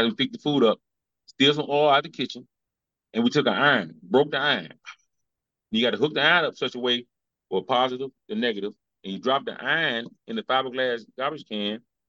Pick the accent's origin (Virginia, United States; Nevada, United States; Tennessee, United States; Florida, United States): Tennessee, United States; Chattanooga; I'm from Chattanooga, Tennessee, from the West Side.